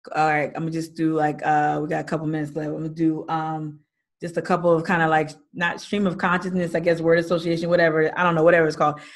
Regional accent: New Jersey, United States; moved away; I'm born and raised in Jersey

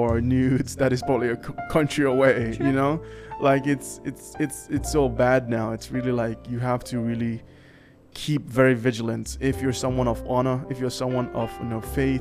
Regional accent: Nigeria; I'm Nigerian.

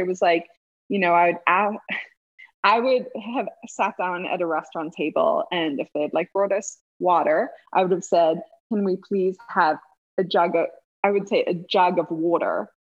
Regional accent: Cape Town, Western Cape, South Africa; I was like, I'm from here. I'm from Cape Town. Don't you dare ask me where I'm from.

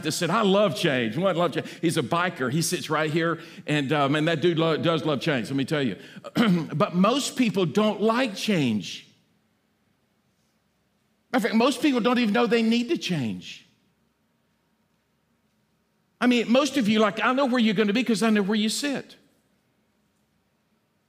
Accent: Alabama, United States; I'm from Alabama, and I get a lot of Alabama jokes

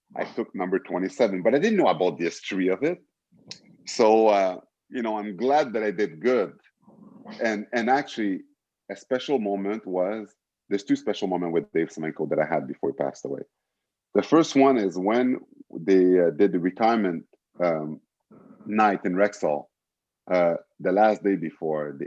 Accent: Montreal, Quebec, Canada; it was Montreal because it was my hometown

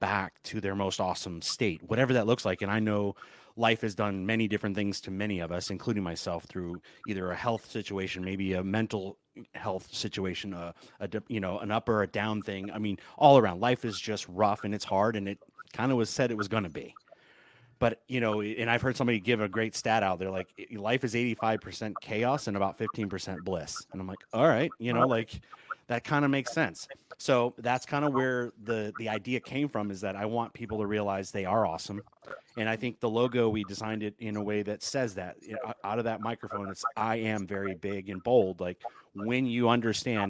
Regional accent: Southern California, United States; also born or lived in Michigan; I am from Michigan originally, grew up in Southern California

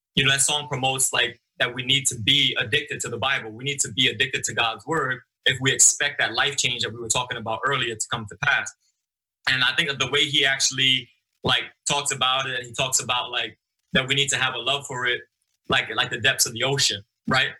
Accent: New York City, New York, United States; moved away as an adult; also born or lived in Okinawa, Japan; I grew up in Brooklyn, in the streets of Brooklyn

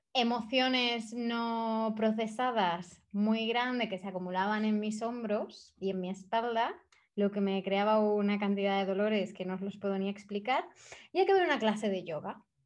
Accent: Spain; moved away as an adult; also born or lived in India / Thailand / Bali; me fui de España hace seis años

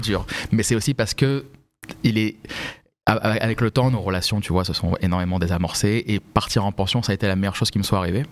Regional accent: Vincennes, Île-de-France, France; J'ai grandi à Paris. J'ai grandi à Vincennes, en réalité

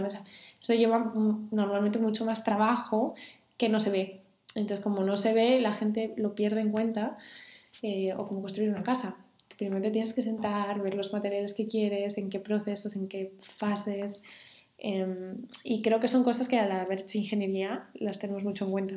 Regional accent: Santander, Cantabria, Spain; yo me crié en Santander

